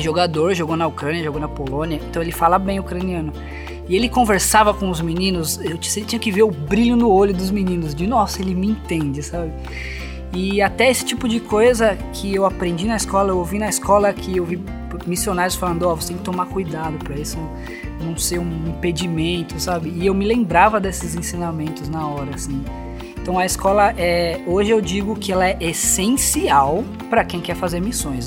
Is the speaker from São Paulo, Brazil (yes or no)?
yes; São Paulo, Brazil; moved away as an adult; now in Campina Grande, Brazil; eu, como paulista